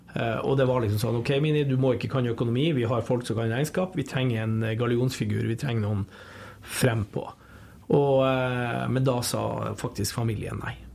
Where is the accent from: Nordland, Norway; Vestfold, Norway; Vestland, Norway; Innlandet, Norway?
Nordland, Norway; Bodø; also born or lived in Lofoten; now in Trondheim, Norway; jeg er nordlending. Sånn ville jeg født i Lofoten, flytta til Bodø to og et halvt år. Men jeg har jo bodd lenger i Trondheim uh, enn jeg har bodd i Bodø.